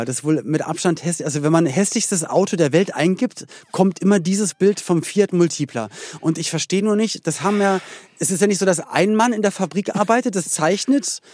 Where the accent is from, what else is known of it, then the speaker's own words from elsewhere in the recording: Berlin, Germany; wir in Berlin-Spandau